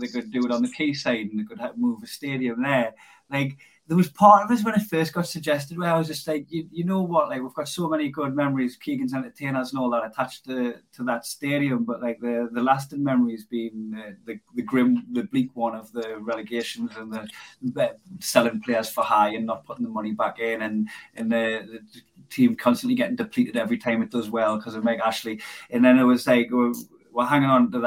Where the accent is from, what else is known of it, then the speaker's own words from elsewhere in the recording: Blyth, North East England, United Kingdom; accent: Geordie; My accent, I can slip back into being from Blythe.